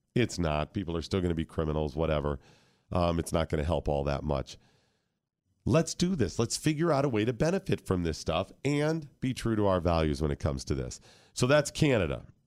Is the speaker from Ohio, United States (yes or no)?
yes; Ohio, United States; I grew up in Ohio